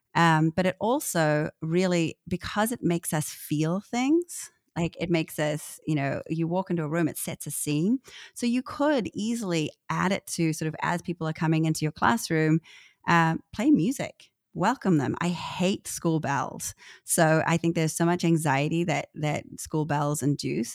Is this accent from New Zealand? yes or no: yes; New Zealand; I'm a Kiwi